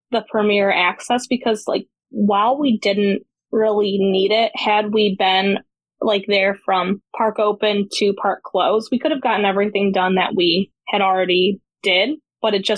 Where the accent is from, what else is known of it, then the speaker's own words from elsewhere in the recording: United States; as an American